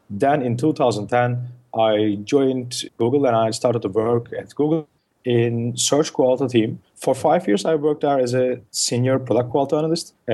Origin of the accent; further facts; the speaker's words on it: Turkey; first language Turkish; English is a second language; as I speak Turkish, which is my mother tongue.